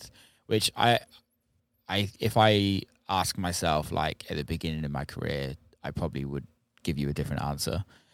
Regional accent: Bristol area, South West England, United Kingdom; also born or lived in Cheddar; I say I'm from Bristol because it's easy to say from where I'm actually from

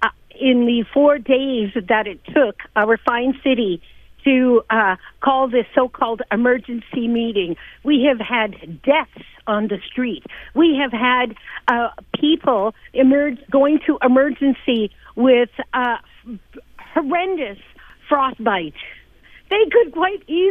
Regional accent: Northwest Territories, Canada; now in Edmonton, Canada; I'm from the Northwest Territories

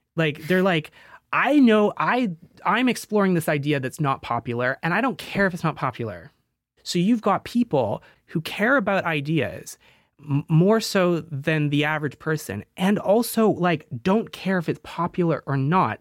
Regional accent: Canada; moved away; Being 24, I'm Canadian

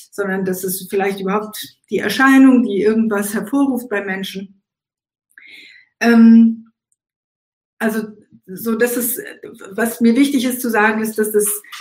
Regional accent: Eilat, Southern District, Israel; born there; bin in Elat geboren in Israel, bin als äh, Tochter einer ähm, marokkanstämmigen äh, Israelin, äh, also Jüdin auch, und eines deutschstämmigen jüdischen Vaters geboren.

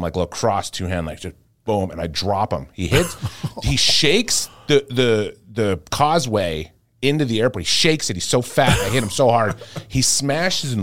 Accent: Regina, Saskatchewan, Canada; moved away; my grandma's funeral up in Regina, Saskatchewan, Canada, where I was born. I haven't been back to in years

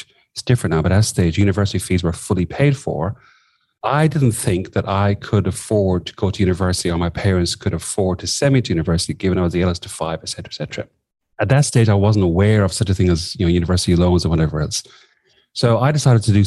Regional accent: southwest of Ireland, Ireland; moved away as an adult; also born or lived in Sligo, Ireland / London, United Kingdom; now in Australia; I grew up in the southwest of Ireland

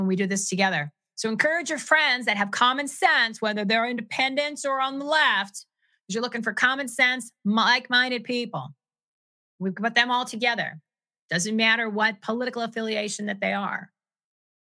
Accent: New Jersey, United States; I'm from New Jersey

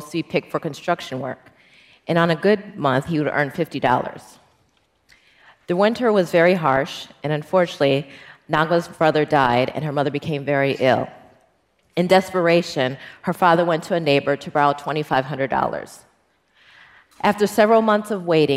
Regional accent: Milwaukee, Wisconsin, United States; I'm an international litigator, and I'm from Milwaukee, Wisconsin

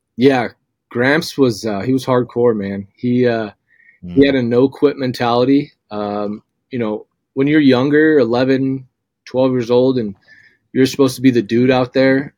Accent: Southern California, United States; now in Meridian, United States; I'm from Southern California. I grew up a UCLA fan.

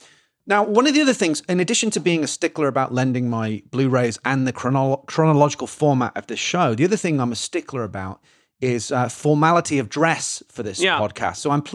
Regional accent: England, United Kingdom; Being English, like it really, really like hits for me.

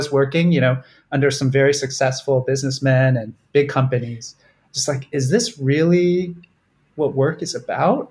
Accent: Southern California, United States; Southern California where I grew up

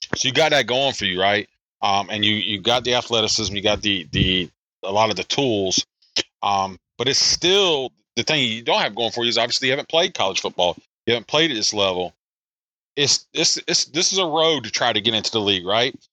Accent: South Carolina, United States; now in Pennsylvania, United States; I'm from South Carolina

